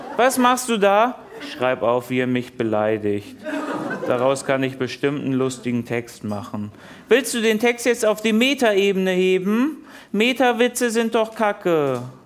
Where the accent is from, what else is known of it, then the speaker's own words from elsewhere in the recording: Hamburg, Germany; In meiner Heimatstadt Hamburg